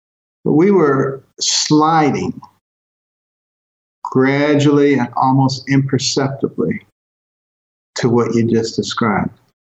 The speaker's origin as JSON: {"language": "English", "town": "Detroit", "region": "Michigan", "country": "United States", "tie": "born or raised there", "also_born_or_lived": "Boston", "said": "when I was a kid growing up in Detroit and Boston, examples of massive racism I saw every single day."}